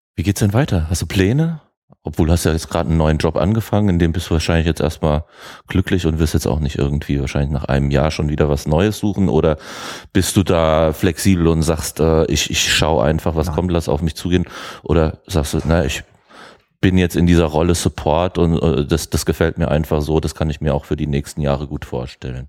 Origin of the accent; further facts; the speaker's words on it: Germany; wir Deutsche